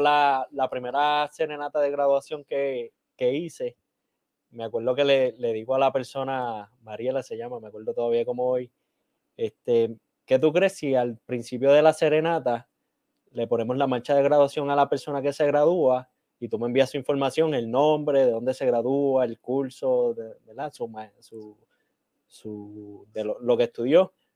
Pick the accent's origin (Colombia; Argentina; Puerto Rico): Puerto Rico; accent: Puerto Rican (English); mi inglés es un inglés puertorriqueño